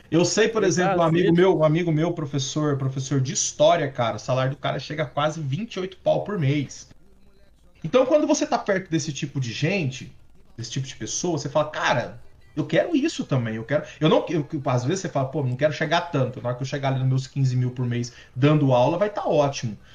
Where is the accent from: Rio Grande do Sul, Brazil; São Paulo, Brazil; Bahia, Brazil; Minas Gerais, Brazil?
Minas Gerais, Brazil; Uberlândia; Eu vim de Uberlândia, né?